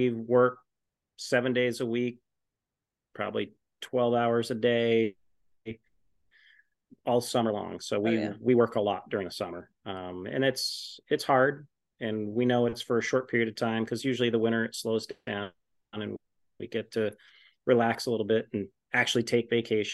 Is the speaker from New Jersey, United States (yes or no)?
no; Essex Junction, Vermont, United States; I grew up in Essex Junction, and in Essex Junction, there was one sugar house